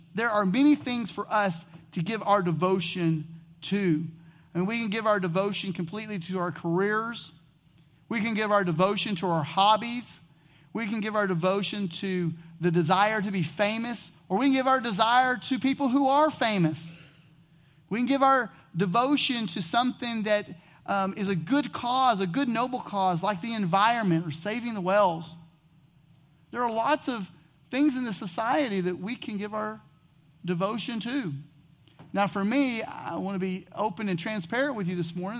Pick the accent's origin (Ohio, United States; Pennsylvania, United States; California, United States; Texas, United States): Texas, United States; I grew up in Texas, and being from Texas, I am a huge Dallas Cowboy fan